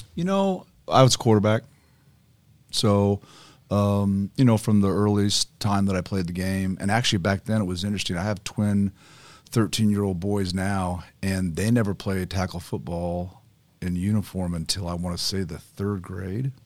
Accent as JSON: {"language": "English", "town": "Carmel", "region": "Indiana", "country": "United States", "tie": "born or raised there", "also_born_or_lived": "Avon, Indiana", "said": "I grew up in Carmel, um, went to Carmel High School, graduated from there"}